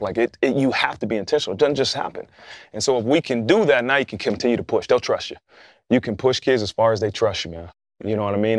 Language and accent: English; Dayton, Ohio, United States; moved away as an adult; I grew up in Dayton, Ohio, which is about fifty minutes outside of Columbus, Ohio